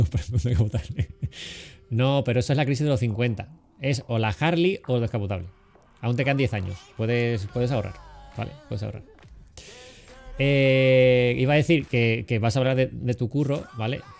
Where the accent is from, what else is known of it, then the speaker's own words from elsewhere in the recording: Cádiz, Andalusia, Spain; now in Madrid, Spain; Porque tanto Juanca como yo somos de Cádiz. Entonces, aunque yo lleve mucho tiempo en Madrid, lleve ya casi 20 años y bueno, se me vaya yendo el acento